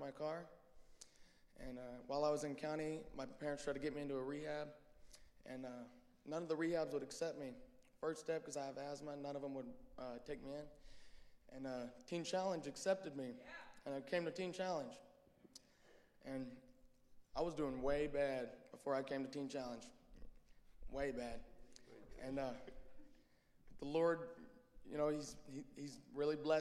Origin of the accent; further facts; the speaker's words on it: Guymon, Oklahoma, United States; I'm from Guymon, Oklahoma. So I had a good childhood as a kid, and I went to a Christian school until 8th grade.